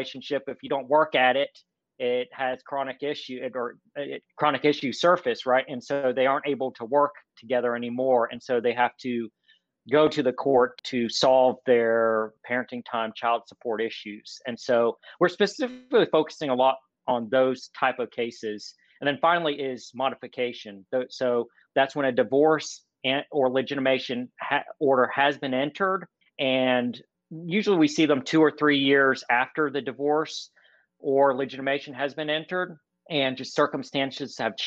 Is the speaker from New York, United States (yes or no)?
no; North Carolina, United States; moved away as an adult; now in Atlanta, United States; I was born and raised in North Carolina